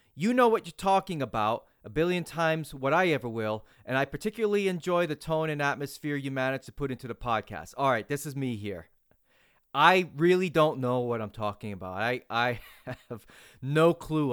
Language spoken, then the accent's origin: English; New England, United States; now in Tampa Bay area, United States; I'm originally from New England